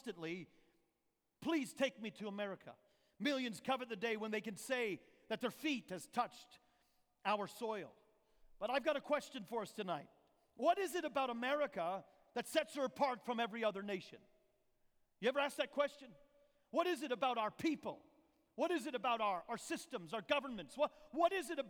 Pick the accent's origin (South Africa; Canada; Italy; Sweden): Canada; Alberta; moved away as an adult; also born or lived in Newfoundland, Canada / Papua New Guinea; now in United States; I was born on the island of Newfoundland, Canada, East Coast. I was raised till I was 18 in the province of Alberta